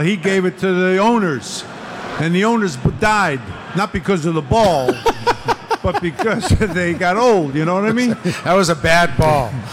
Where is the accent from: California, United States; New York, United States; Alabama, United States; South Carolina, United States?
New York, United States; New York City; Mickey Mantle was my uh, hero as a kid growing up in Brooklyn